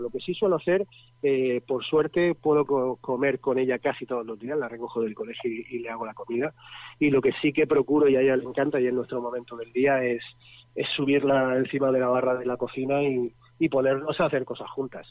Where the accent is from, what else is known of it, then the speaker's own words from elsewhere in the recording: Region of Murcia, Spain; now in Madrid, Spain; vivo en Madrid y soy murciano